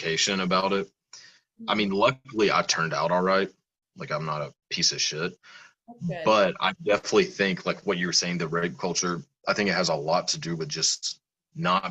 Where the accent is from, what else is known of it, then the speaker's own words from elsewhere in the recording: the South, United States; I'm from the South